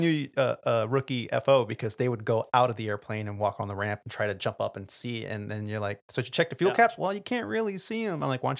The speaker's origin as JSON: {"language": "English", "region": "California", "country": "United States", "tie": "born or raised there", "said": "being that I grew up in the Bay Area and got to hear stories from aviators that did fly in there."}